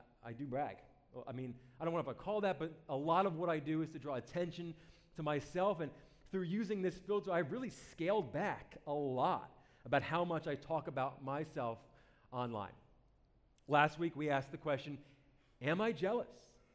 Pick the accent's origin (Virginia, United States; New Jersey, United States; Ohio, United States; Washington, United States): New Jersey, United States; I'm from New Jersey